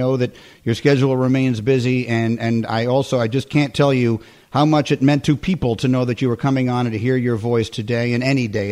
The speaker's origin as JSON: {"language": "English", "town": "New York City", "region": "New York", "country": "United States", "tie": "born or raised there", "said": "growing up in New York City"}